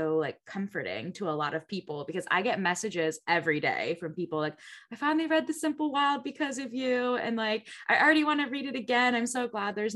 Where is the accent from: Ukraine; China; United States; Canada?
United States; Connecticut; also born or lived in Niagara Falls; now in Buffalo, United States; I'm originally from Connecticut